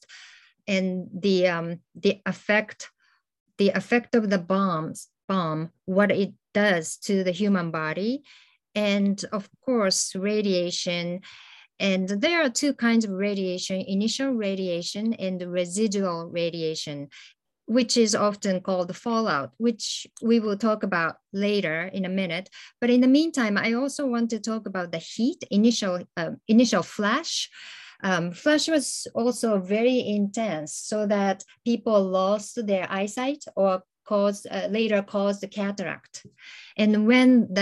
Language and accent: English; Hiroshima, Japan; I was growing up in Hiroshima